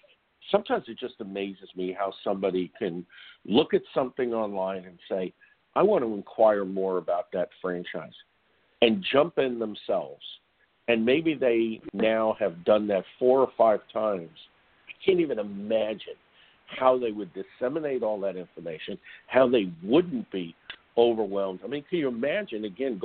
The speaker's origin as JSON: {"language": "English", "region": "New York", "country": "United States", "tie": "born or raised there", "said": "my days growing up in New York"}